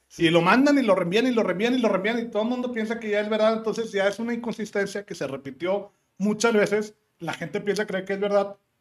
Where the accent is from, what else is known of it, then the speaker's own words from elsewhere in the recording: Monterrey, Nuevo León, Mexico; also born or lived in Texas, United States / California, United States; nosotros los que somos regiomontanos